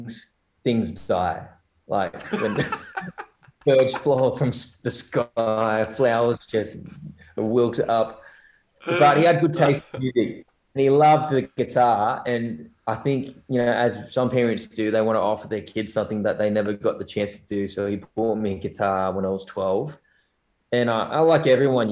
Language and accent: English; Newcastle, New South Wales, Australia; also born or lived in South Korea; I was in New South Wales and in Newcastle, which is, you know, two hours north from here. And it's a good place to grow up.